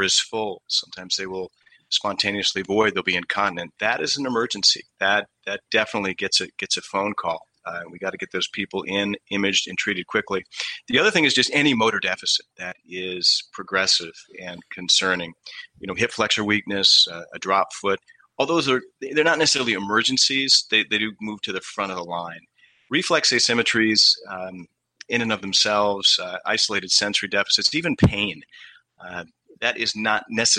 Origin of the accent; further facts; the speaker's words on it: Western New York, United States; moved away as an adult; also born or lived in New Haven, Connecticut / Pittsburgh; now in Maine, United States; I'm originally not from Maine. I'm from Western New York